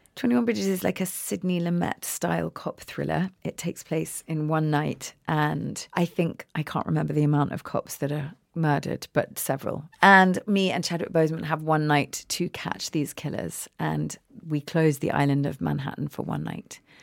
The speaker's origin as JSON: {"language": "English", "region": "England", "country": "United Kingdom", "also_born_or_lived": "America", "moved": "yes", "lives_now": "United States", "said": "I'm clearly English."}